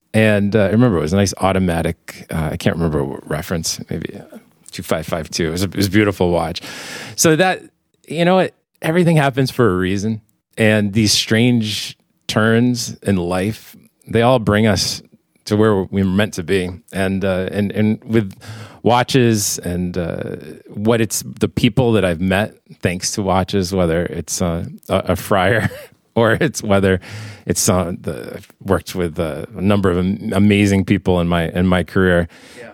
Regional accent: Bristol, Connecticut, United States; my hometown in Bristol, Connecticut. Okay. I grew up nearby the American Watch and Clock Museum

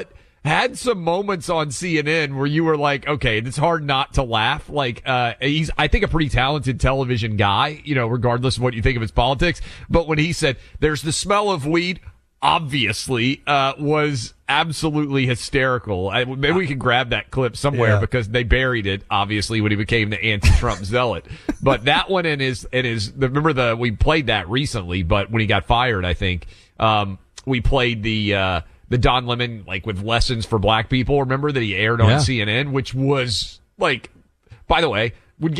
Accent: Nashville, Tennessee, United States; in my hometown

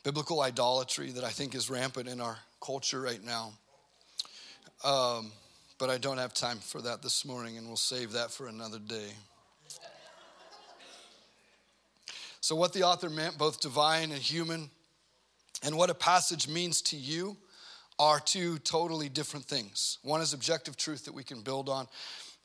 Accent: United States; we grew up in America

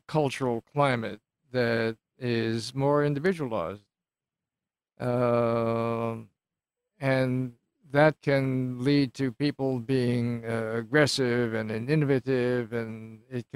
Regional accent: New York City, New York, United States; also born or lived in Valley Stream, New York / Great Neck, New York / Mexico City, Mexico; I started in Queens. We moved farther out on the island, but the post-war migration. Valley Stream was the next stop. And then rose to the great heights of Great Neck

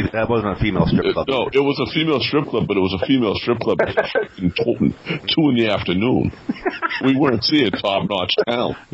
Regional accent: Boston, Massachusetts, United States; You know, I'm from Boston

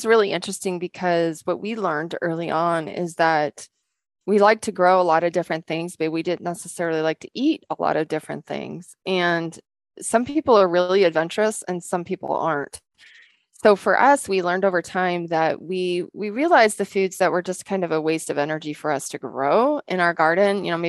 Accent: Washington, United States; So we came from Western Washington, which is a humid, lots of water, good sun in the summertime, and it doesn't get really cold there.

